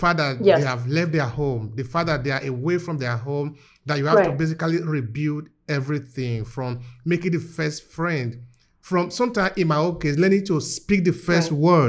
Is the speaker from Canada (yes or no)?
no; Nigeria; now in Italy; I'm coming from Nigeria, I'm living in Italy.